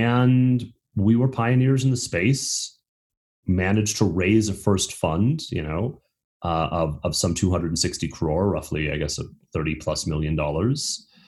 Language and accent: English; Houston, Texas, United States; moved away as an adult; now in India; I grew up in Houston, Texas, more or less next to a large Indian neighborhood